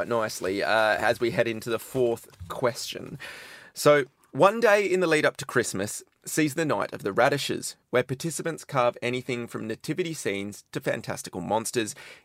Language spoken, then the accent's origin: English; Perth, Western Australia, Australia; I'm from Perth